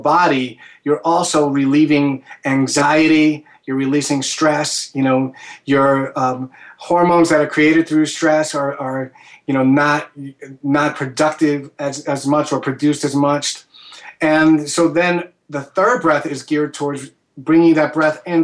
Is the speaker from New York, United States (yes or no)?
yes; New York, United States; as a New Yorker